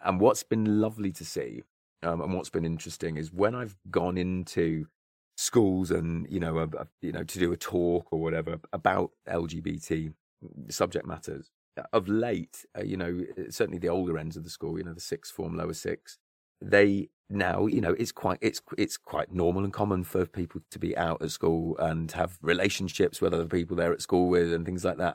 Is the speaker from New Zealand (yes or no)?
no; near Stratford-upon-Avon, Warwickshire, West Midlands, United Kingdom; grew up, uh, near Stratford upon Avon, um, and, uh, so in, in, in the West Midlands, Warwickshire, Shakespeare's County